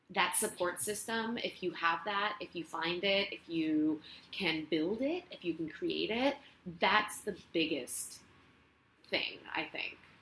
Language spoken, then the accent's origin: English; Barcelona, Catalonia, Spain; English is a second language; moved away as an adult; now in Los Angeles, United States; I'm from Spain. I'm from Barcelona, born and raised, and I came to LA gosh, maybe seven years ago